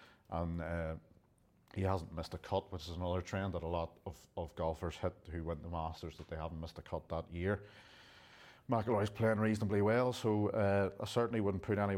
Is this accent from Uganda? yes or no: no; Ireland; even though as an Irishman.